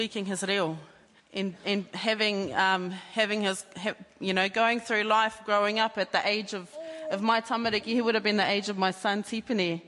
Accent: Sydney, New South Wales, Australia; moved away; we grew up in Ahitereiria in Australia, in the big city of Sydney, in Surrey Hills.

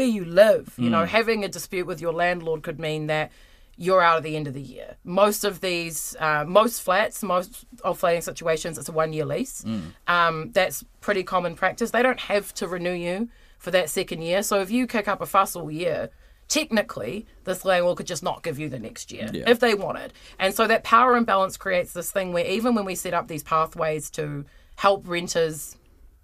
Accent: Wellington, New Zealand; I am from Wellington.

